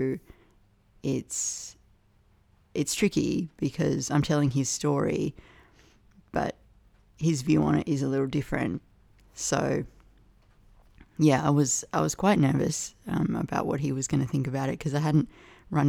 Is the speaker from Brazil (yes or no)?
no; Canberra, Australian Capital Territory, Australia; moved away; Canberra and poets there and my fraught relationship with my hometown